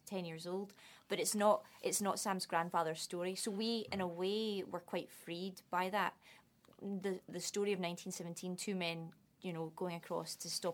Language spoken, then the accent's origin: English; Scotland, United Kingdom; accent: Scottish; moved away; also born or lived in London; I'm not Irish, but I passed for it because the Scottish accent is close enough.